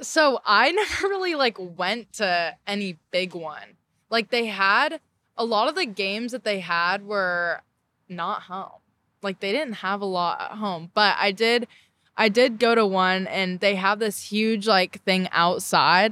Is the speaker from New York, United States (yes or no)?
no; Orange County, California, United States; moved away as an adult; now in Charleston, United States